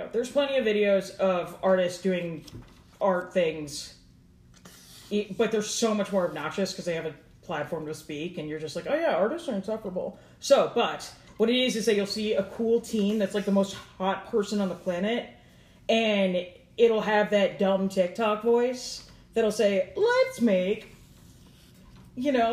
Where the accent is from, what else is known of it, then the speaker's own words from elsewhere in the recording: Catonsville, Maryland, United States; Oh no, I'm from Catonsville.